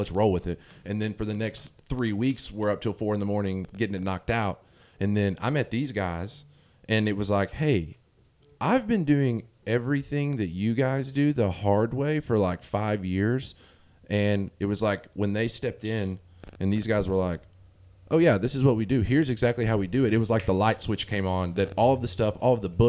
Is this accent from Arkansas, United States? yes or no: yes; Arkansas, United States; now in Memphis, United States; I moved away from the city that I grew up in Northeast Arkansas is where I'm from.